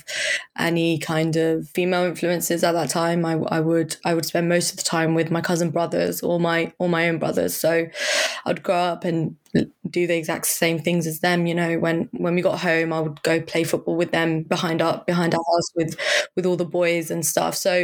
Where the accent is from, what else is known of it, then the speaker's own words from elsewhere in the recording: Surrey, South East England, United Kingdom; now in London, United Kingdom; I grew up in Surrey